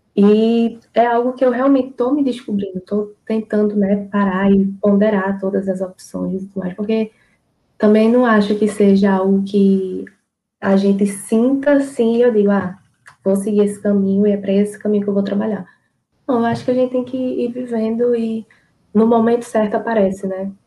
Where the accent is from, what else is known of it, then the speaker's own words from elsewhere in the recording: Mamanguape, Paraíba, Brazil; sou de Mamanguape